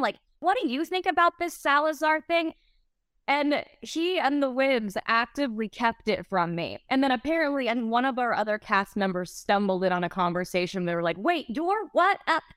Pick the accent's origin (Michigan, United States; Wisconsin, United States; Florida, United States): Florida, United States; Pensacola; I'm from the Southeast. I'm from Pensacola, Florida.